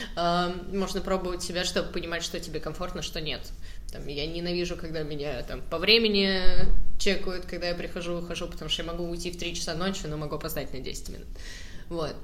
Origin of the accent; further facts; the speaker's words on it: Saratov, Saratov Oblast, Russia; я просто из Саратова